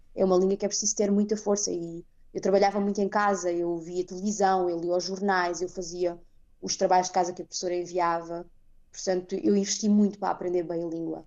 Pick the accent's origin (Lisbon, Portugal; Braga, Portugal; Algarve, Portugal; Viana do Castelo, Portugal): Algarve, Portugal; Faro; moved away as an adult; also born or lived in Amsterdam, Netherlands; now in Netherlands; a Algarvia de Faro, eu saí de Portugal